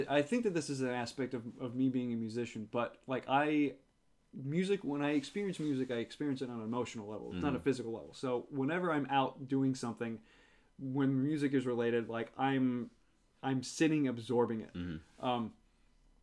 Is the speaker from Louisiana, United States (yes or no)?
yes; New Orleans, Louisiana, United States; moved away as an adult; growing up in New Orleans, I never really felt connected to the city